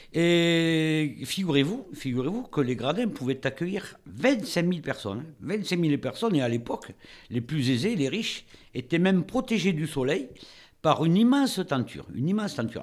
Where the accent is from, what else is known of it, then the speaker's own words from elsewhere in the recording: France; Chez nous, en France